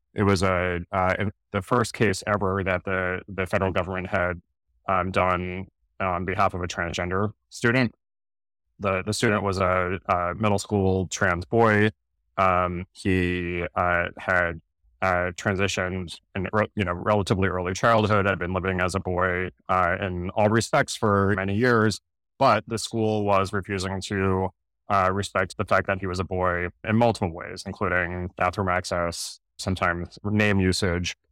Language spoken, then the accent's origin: English; New Jersey, United States; I grew up in South Jersey